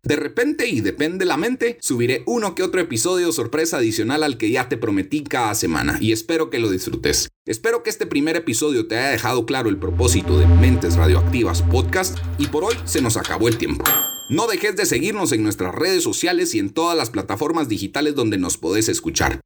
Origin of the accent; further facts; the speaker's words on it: Guatemala; Yo soy puro chapín de madre suiza y de padre guatemalteco y nací aquí en Guatemala.